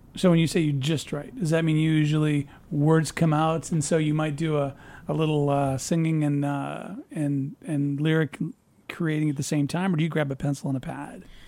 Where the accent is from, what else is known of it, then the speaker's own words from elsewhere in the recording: Peoria, Illinois, United States; moved away as an adult; I'm from Peoria.